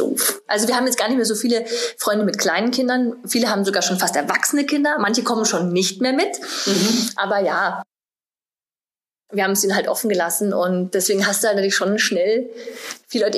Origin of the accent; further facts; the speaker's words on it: Munich, Bavaria, Germany; now in Berlin, Germany; ich bin ja aus München gebürtig